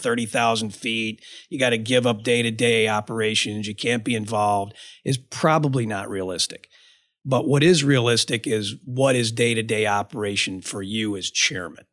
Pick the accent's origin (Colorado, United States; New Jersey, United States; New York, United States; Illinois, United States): Illinois, United States; Ottawa; I grew up in a really small town. I grew up in Ottawa, Illinois.